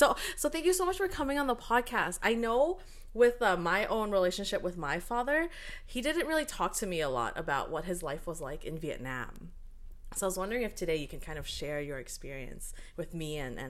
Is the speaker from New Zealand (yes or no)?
no; Canada; me and Jen, we're both born and raised here, so, you know, we only know what Canada's like